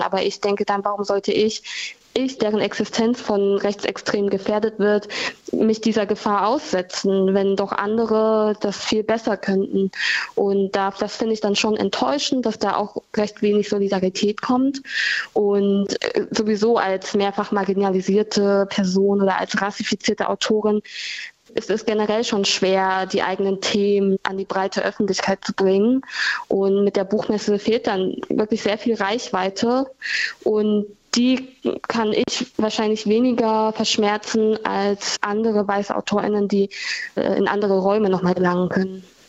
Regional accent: Germany; also born or lived in Vietnam; die in Deutschland aufgewachsen gewachsen ist

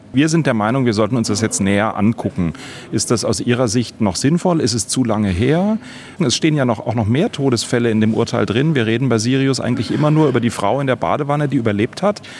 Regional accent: Baden-Baden, Baden-Württemberg, Germany; Ich bin hier in Baden-Baden geboren, lebe hier

